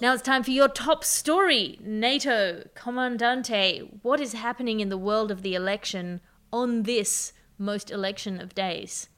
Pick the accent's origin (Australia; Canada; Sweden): Australia; as an Australian